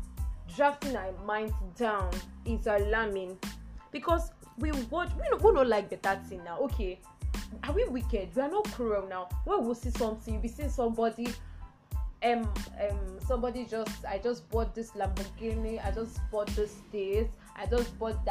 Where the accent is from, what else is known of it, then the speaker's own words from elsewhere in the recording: Nigeria; as plain Nigerian girls